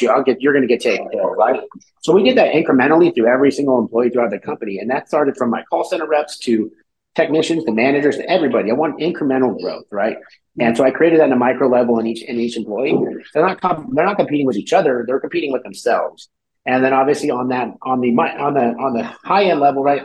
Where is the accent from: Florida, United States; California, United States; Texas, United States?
California, United States; moved away as an adult; also born or lived in Cleveland, Ohio; I'm from California originally. I moved out to Ohio